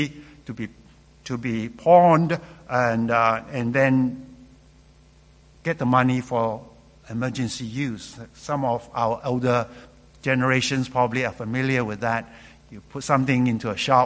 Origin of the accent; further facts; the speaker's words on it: Malaysia; moved away as an adult; also born or lived in London, England; Growing up in Malaysia